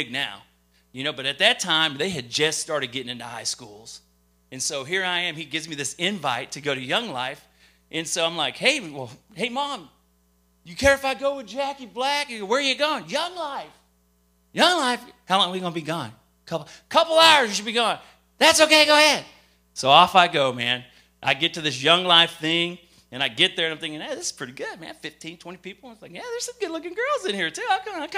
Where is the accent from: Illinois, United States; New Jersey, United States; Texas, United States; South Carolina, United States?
Texas, United States; Lubbock; also born or lived in Japan / Minot, North Dakota / Great Falls, Montana; And I was born in Japan. I lived in Minot, North Dakota. From Minot, North Dakota, I moved to Great Falls, Montana. From Great Falls, Montana, we moved out to Texas. And it's out to Texas in Lubbock, Texas. Lubbock, Texas is what I call home